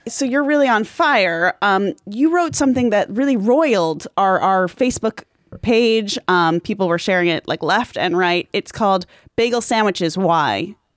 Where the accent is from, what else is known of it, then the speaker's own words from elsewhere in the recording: Long Island, New York, United States; I grew up on Long Island where I had a bar mitzvah